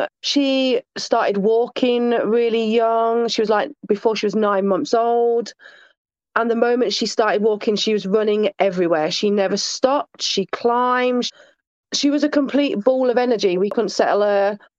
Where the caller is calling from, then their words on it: Sheffield, Yorkshire and the Humber, United Kingdom; Sheffield, South Yorkshire, England.